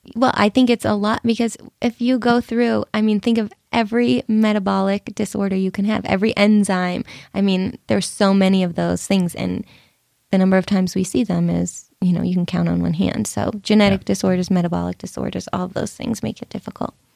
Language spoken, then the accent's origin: English; Boston, Massachusetts, United States; So I grew up in Boston, my family is there